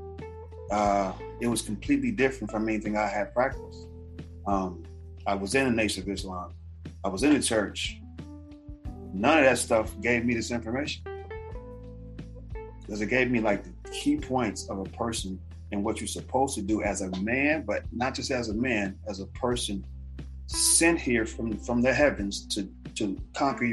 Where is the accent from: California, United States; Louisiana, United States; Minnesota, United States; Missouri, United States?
California, United States; Los Angeles; I grew up in South Central.